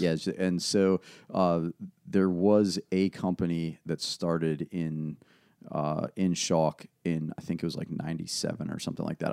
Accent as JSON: {"language": "English", "town": "Ashland", "region": "Virginia", "country": "United States", "tie": "born or raised there", "also_born_or_lived": "West Coast", "said": "I was raised in Ashland"}